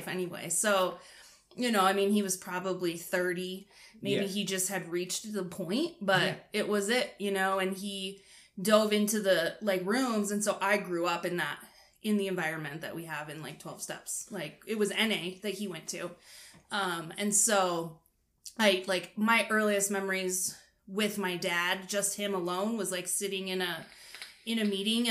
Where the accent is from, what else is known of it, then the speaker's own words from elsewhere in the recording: Wyoming, United States; I grew up in Wyoming